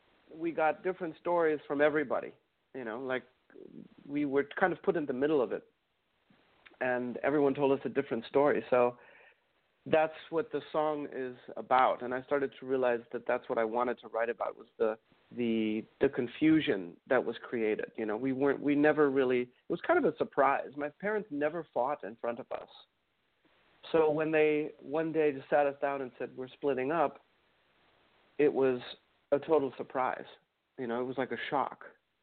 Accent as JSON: {"language": "English", "town": "Mannheim", "region": "Baden-Württemberg", "country": "Germany", "tie": "born there", "said": "But yeah, apparently the reason I was born in Mannheim was because it was, the hospital there was apparently better"}